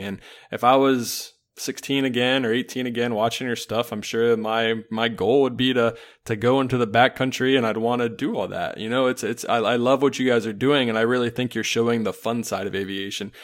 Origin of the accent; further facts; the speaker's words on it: Charlotte, North Carolina, United States; now in Illinois, United States; I grew up in Charlotte